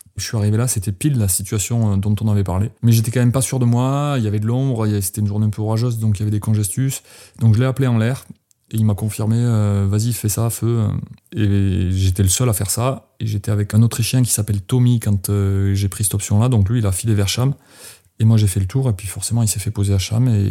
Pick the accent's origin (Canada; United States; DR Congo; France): France; moved away as an adult; also born or lived in Manosque, Alpes-de-Haute-Provence; j'ai quitté les Pyrénées. J'avais 22 ans